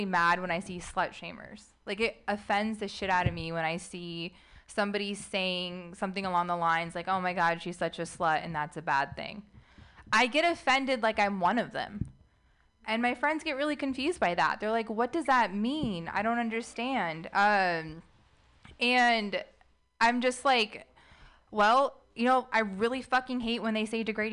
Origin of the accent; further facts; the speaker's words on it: United States; I'm an Arab American, not by choice